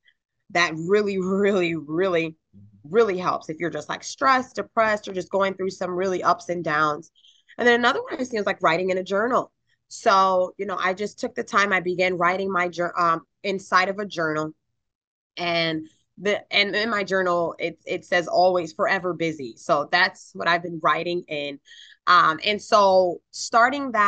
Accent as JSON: {"language": "English", "region": "North Carolina", "country": "United States", "tie": "born or raised there", "also_born_or_lived": "Albany, New York", "said": "I actually went to middle school, high school, and college in North Carolina"}